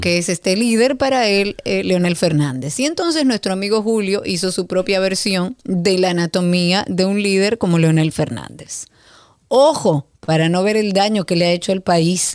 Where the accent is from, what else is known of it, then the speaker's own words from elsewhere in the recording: Dominican Republic; yo soy dominicana